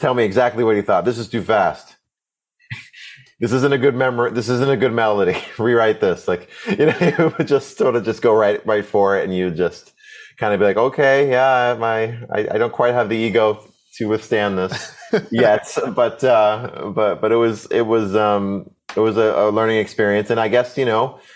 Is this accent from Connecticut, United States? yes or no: yes; Connecticut, United States; I, grew up in a really, uh, um, I'm awesome public school system. Um, I'm from Connecticut, the East Coast